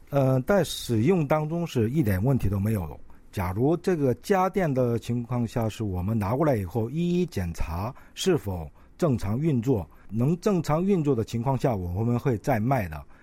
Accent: China; first language Korean; moved away as an adult; now in South Korea; 我是朝鲜族

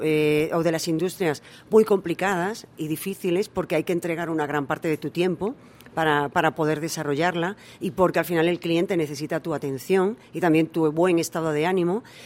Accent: Almendralejo, Extremadura, Spain; moved away as an adult; also born or lived in United States / England; now in South Korea; Almendralejo, la ciudad donde yo, de donde yo soy, es una ciudad del vino.

